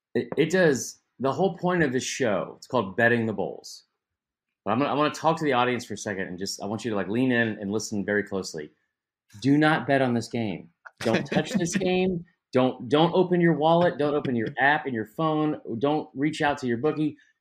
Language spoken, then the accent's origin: English; Atlanta, Georgia, United States; born and raised in Atlanta